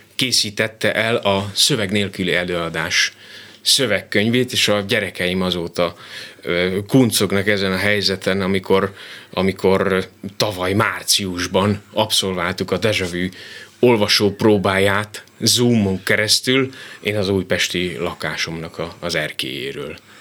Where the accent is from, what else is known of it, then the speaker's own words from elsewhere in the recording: Dunamocs, Nitra Region, Slovakia; also born or lived in Komárno; now in Miskolc, Hungary; rengeteg élmény köt a szülőfalomhoz. Leginkább a szabadság érzése, amikor délutánonként biciklivel mentem a kutyával a határba